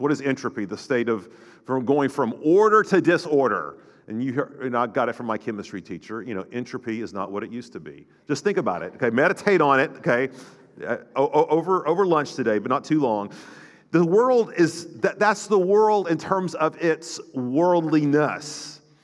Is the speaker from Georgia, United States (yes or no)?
no; North Florida, United States; growing up in North Florida, we, in the Panhandle